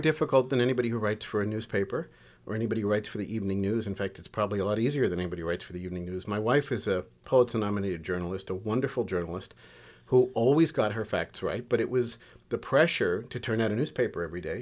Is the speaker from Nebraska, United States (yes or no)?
no; New York City, New York, United States; I grew up in Queens